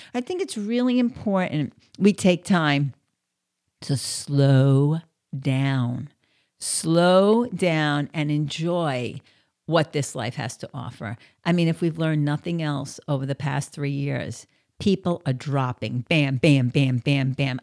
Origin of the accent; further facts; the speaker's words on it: New York, United States; moved away as an adult; also born or lived in outside of Philadelphia; now in Southeast Florida, United States; I'm from New York, and I'm used to that fast pace.